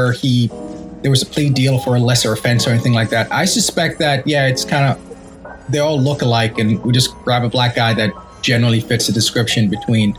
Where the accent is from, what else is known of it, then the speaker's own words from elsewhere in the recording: Jamaica; I'm Jamaican.